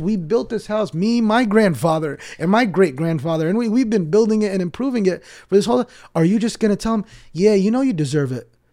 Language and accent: English; New Jersey, United States; also born or lived in West Bank / Brooklyn, New York; I'm from New Jersey.